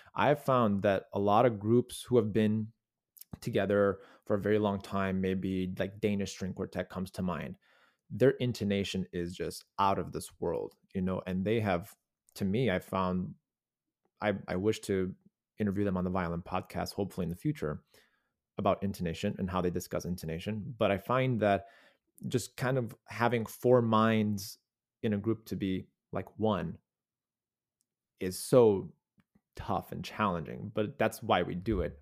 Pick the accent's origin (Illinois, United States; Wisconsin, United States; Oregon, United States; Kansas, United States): Illinois, United States; North Shore; also born or lived in Chicago; I grew up on the North Shore, yeah, like in the Glenview, Wilmette, Winnetka area